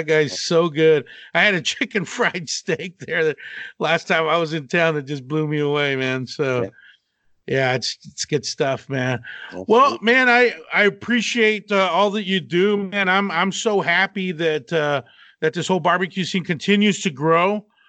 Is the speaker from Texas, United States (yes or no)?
yes; Abilene, Texas, United States; also born or lived in Austin; Yeah, I'm born and raised in Texas, West Texas. Okay. In Abilene, and spent the last like 17 years on and off in Austin or Round Rock area